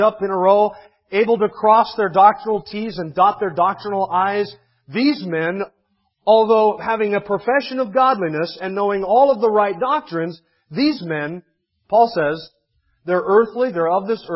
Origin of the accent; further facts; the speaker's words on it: United States; I'm an American